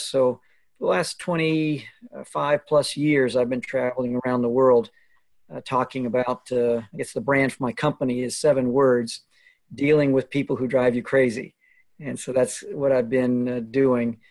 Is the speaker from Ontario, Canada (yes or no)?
no; Alberta, Canada; moved away; I grew up in Alberta, Canada